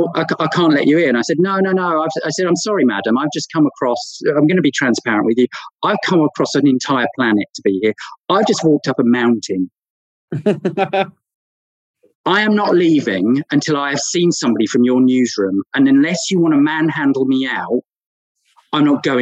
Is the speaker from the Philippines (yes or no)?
no; Norfolk, East of England, United Kingdom; from Norfolk